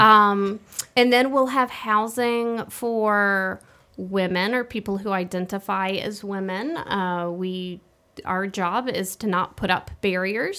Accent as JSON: {"language": "English", "town": "Birmingham", "region": "Alabama", "country": "United States", "tie": "born or raised there", "also_born_or_lived": "Vermont / New England", "moved": "as an adult", "said": "I grew up here in Birmingham"}